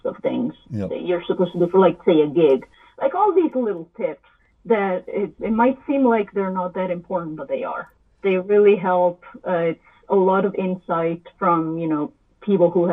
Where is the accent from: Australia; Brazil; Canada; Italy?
Italy; moved away as an adult; also born or lived in Boston; I'm from Italy and I wanted to make a career with music. So I went to Berklee College of Music in Boston.